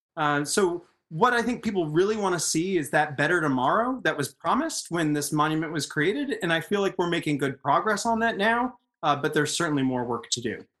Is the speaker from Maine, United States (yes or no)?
yes; Caribou, Maine, United States; I grew up in Caribou, Maine